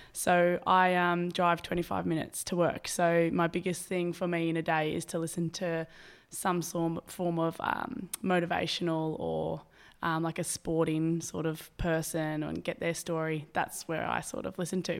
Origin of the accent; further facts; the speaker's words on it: Albury, New South Wales, Australia; moved away as an adult; now in Maroochydore, Australia; I'm from Albury